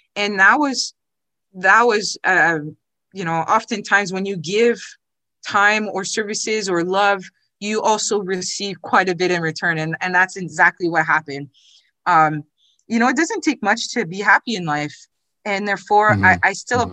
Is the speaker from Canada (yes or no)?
yes; Ottawa, Ontario, Canada; also born or lived in Quebec City; I was born in Ottawa, although um, my uh, father was in the military, so we did move around a little bit.